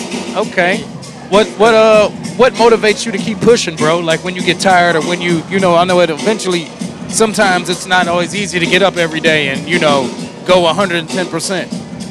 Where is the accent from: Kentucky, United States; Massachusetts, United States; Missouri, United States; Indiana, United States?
Indiana, United States; now in San Diego, United States; we from Indiana